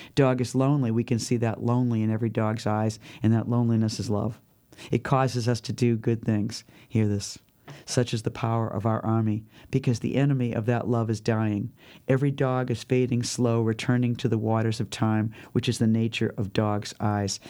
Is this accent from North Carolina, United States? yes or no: no; Boston, Massachusetts, United States; accent: Boston; moved away; also born or lived in New York City / Southern California; people would h, pick up on my accent instantly and think that, you know, like, whatever feelings they had about Boston